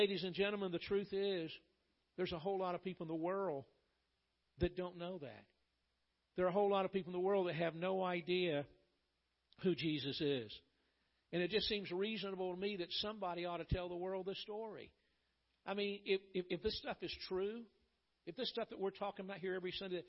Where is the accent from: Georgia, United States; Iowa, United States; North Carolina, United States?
Georgia, United States; Atlanta; I grew up in Atlanta, Georgia, and my pastor